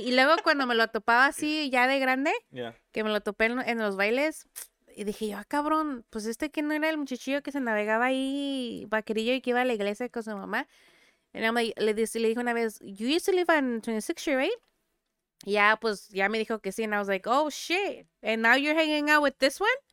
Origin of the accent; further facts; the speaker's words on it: Santiago, Mexico; moved away; yo nací en Santiago, pero soy de el mejor rancho del mundo.